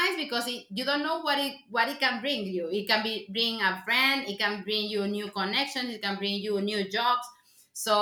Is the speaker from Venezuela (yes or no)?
yes; Venezuela; first language Spanish; English is a second language; now in Sweden; I'm originally from Venezuela.